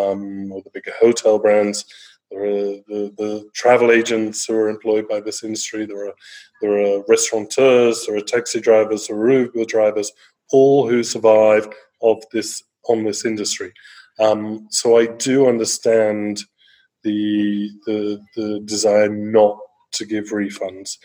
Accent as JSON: {"language": "English", "region": "England", "country": "United Kingdom", "moved": "yes", "lives_now": "Brazil", "said": "I'm an Englishman. Home is originally England"}